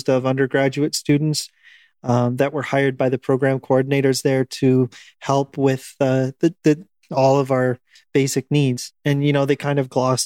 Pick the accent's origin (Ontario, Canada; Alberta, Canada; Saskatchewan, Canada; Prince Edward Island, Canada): Ontario, Canada; Northwestern; I grew up in Northwestern Ontario